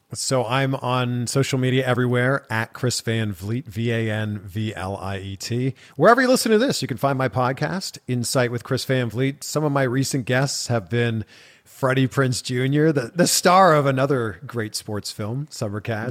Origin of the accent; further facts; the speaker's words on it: just outside of Toronto, Ontario, Canada; I grew up in Canada. I grew up just outside of Toronto.